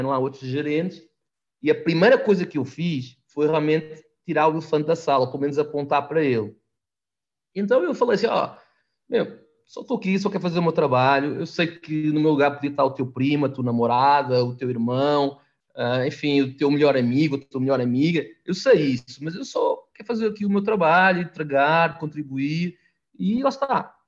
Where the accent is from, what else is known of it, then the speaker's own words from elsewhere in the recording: Portugal; moved away as an adult; also born or lived in Itu, Brazil; now in Brazil; sou português, com o sotaque muito mais carregado